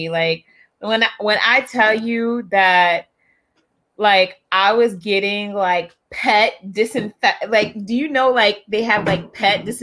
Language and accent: English; Charleston, South Carolina, United States; I'm from Charleston. I'm from oh. Charleston, South Carolina